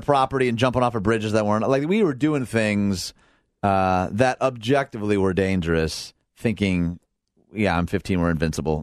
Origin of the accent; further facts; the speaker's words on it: outside Detroit, Michigan, United States; moved away as an adult; now in Illinois, United States; I grew up outside Detroit, never had my car broken into. I moved to Illinois